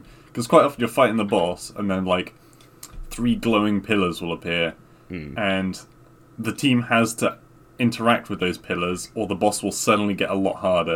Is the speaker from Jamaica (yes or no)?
no; England, United Kingdom; we just say in England